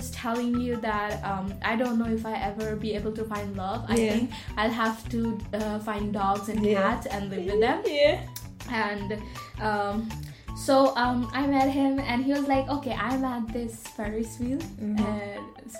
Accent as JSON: {"language": "English", "country": "India", "moved": "yes", "lives_now": "Galway, Ireland", "said": "I'm Indian"}